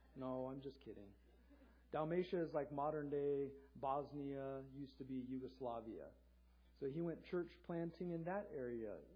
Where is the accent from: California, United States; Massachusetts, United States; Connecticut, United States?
California, United States; Southern; If you live in Southern California like I did growing up